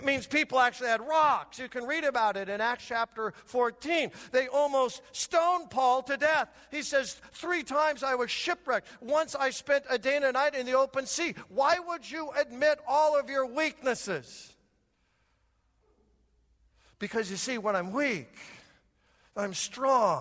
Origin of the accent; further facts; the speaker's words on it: United States; This American